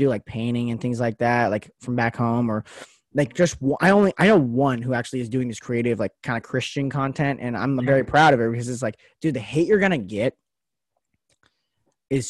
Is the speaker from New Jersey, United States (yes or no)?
no; Las Vegas, Nevada, United States; moved away as an adult; now in Portland, United States; I'm from Vegas, so I'm born and raised in Las Vegas